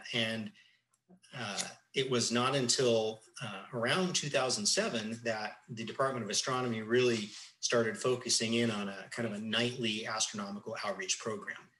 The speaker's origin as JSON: {"language": "English", "town": "Tucson", "region": "Arizona", "country": "United States", "tie": "born or raised there", "said": "growing up in Tucson, uh, it was really the epicenter of of astronomy in the 70s and 80s"}